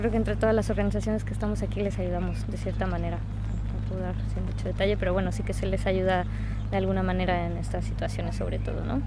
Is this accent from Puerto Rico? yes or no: no; Mexico; moved away; Yo precisamente que vengo de México